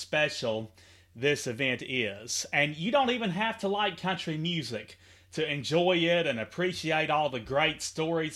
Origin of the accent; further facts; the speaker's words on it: Henderson, Kentucky, United States; from here at the palatial North Quail Motel in Henderson, KY